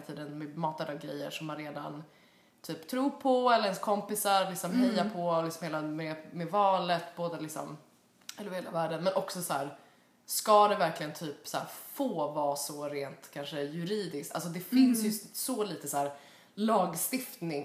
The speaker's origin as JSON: {"language": "Swedish", "country": "Sweden", "moved": "yes", "lives_now": "United States", "said": "hemma i Sverige"}